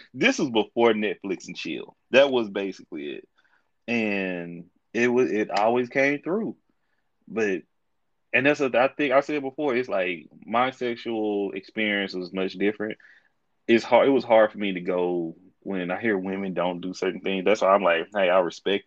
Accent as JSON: {"language": "English", "region": "Texas", "country": "United States", "said": "I am from Texas"}